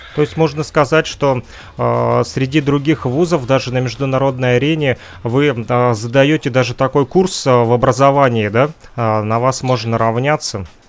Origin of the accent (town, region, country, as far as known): Kirovsk, Luhansk Oblast, Ukraine